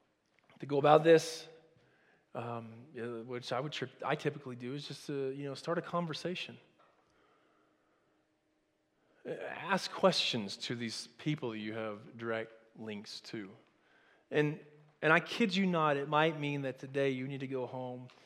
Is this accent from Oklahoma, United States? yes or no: yes; Oklahoma, United States; my mama used to tell me growing up in Oklahoma